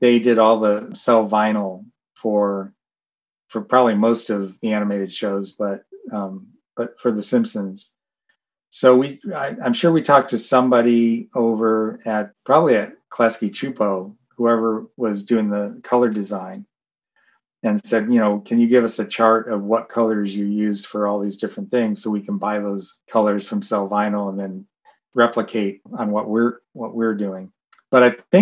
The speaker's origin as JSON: {"language": "English", "town": "Detroit", "region": "Michigan", "country": "United States", "tie": "born or raised there", "moved": "yes", "said": "I grew up in Detroit, Michigan"}